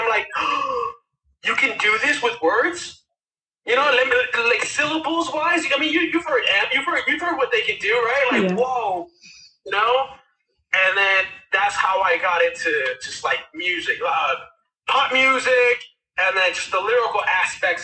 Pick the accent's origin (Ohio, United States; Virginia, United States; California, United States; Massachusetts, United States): California, United States; Westchester; I grew up in Westchester, California